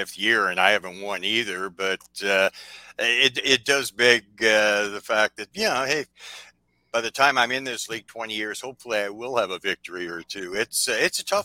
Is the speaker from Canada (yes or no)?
yes; Canada; I'm Canadian